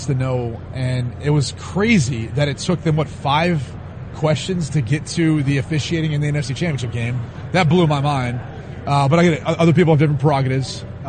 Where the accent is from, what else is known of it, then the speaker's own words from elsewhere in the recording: Dublin, Ohio, United States; So I'm from Dublin, Ohio.